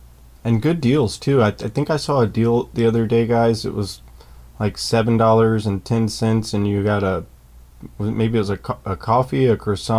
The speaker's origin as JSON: {"language": "English", "town": "Gainesville", "region": "Florida", "country": "United States", "tie": "born or raised there", "said": "it's in my hometown of Gainesville"}